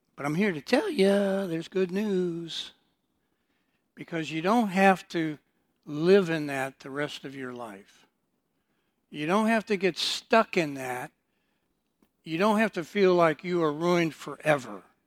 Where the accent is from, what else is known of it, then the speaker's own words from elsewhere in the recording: Detroit, Michigan, United States; also born or lived in Houston, Texas; I was born in Houston, but, uh, my mother then decided to move me and my older sister to Detroit, Michigan